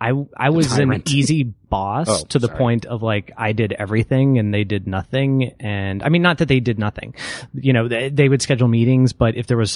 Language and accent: English; Texas, United States; I'm from Texas